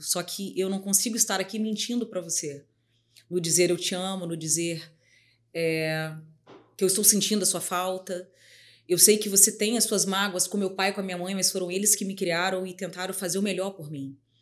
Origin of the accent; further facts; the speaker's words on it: Timbuí, Espírito Santo, Brazil; sou capixaba, assim, e falo com muito orgulho, né? Porque eu venho de um lugar, assim, chamado Timuí, que as pessoas falam, gente, mas você se refere a Timbuí? Me refiro, que é onde eu fui criada